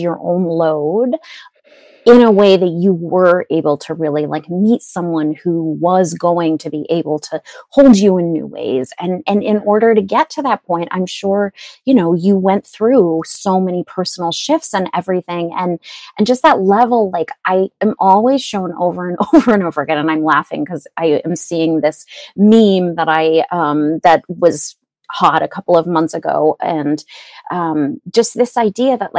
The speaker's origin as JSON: {"language": "English", "region": "New England", "country": "United States", "tie": "born or raised there", "said": "I was born in New England"}